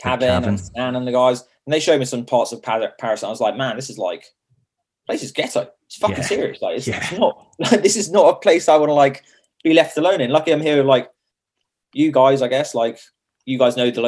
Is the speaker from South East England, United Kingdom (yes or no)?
yes; Chichester, South East England, United Kingdom; accent: strong Sussex; now in London, United Kingdom; I'm not from London. Got a strong Sussex accent.